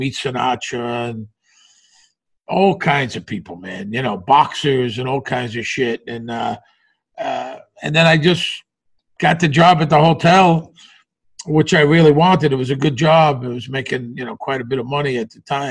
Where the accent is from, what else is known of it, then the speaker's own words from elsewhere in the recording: New York City, New York, United States; moved away as an adult; also born or lived in Las Vegas; I grew up in Bensonhurst. I went to Brooklyn College.